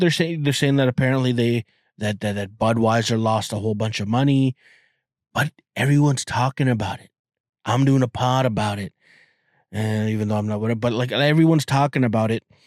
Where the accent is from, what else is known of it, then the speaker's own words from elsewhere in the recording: Toronto, Ontario, Canada; I'm Canadian and I'm from Toronto